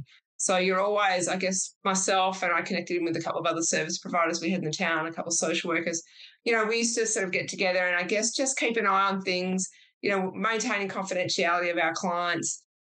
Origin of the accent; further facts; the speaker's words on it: Perth, Western Australia, Australia; also born or lived in Sydney, New South Wales; I was a city girl. I'm originally from Sydney and then moved to Perth when I was a kid.